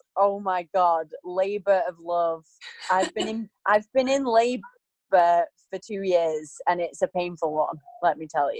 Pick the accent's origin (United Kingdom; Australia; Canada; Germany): United Kingdom; between Blackpool and Preston, North West England; moved away as an adult; also born or lived in Manchester, England / Los Angeles, United States; now in Bali, Indonesia; I grew up in Pulteney Field, which is in between Blackpool and Preston.